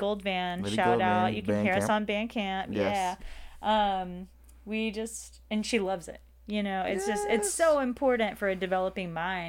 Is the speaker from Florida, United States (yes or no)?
yes; Pensacola, Florida, United States; And most likely I would like to have that second location in Pensacola, Florida, my hometown.